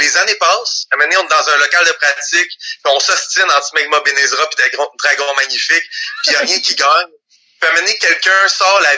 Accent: Le Gardeur, Quebec, Canada; on vient du Le Gardeur

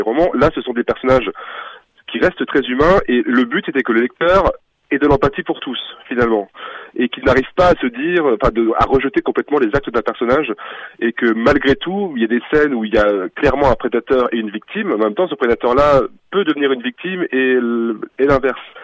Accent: France; Je suis français

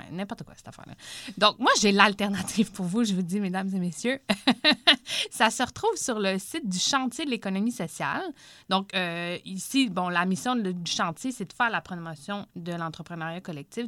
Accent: Saint-Hyacinthe, Quebec, Canada; je viens de Saint-Hyacinthe

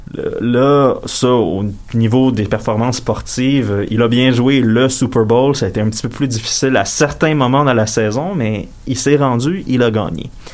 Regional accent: Quebec, Canada; je suis canadien puis québécois

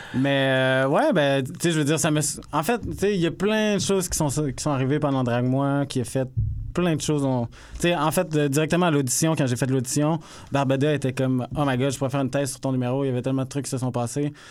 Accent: Saguenay, Quebec, Canada; moved away as an adult; now in Montreal, Canada; petit gars du Saguenay.

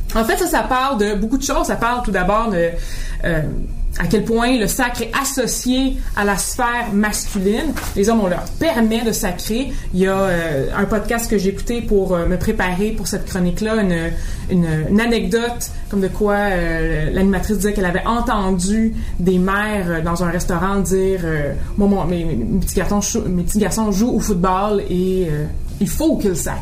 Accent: Boucherville, Quebec, Canada; dans mon enfance à Boucherville, donc vraiment classe moyenne

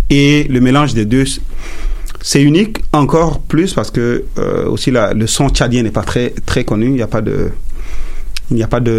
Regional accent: Montreal, Quebec, Canada; Aujourd'hui, je suis canadien. J'ai fait du Afrotronics aussi parce que je suis de Montréal. Moi, je me sens plus montréalais que, euh, que, canadien

